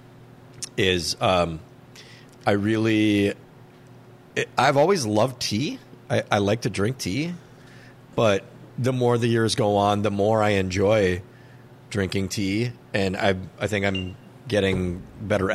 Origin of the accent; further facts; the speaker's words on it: Minnesota, United States; I like being a Minnesotan